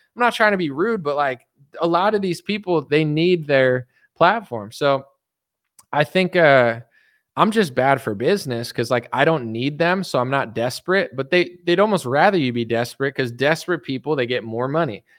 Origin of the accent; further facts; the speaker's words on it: East Coast, United States; moved away; I'm from the East Coast.